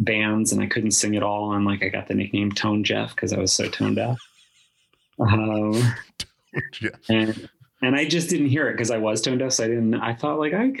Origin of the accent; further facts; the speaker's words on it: Rhode Island, United States; I was born in Rhode Island.